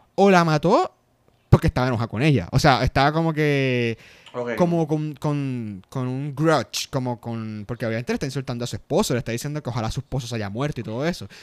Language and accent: Spanish; Puerto Rico; nosotros somos puertorriqueños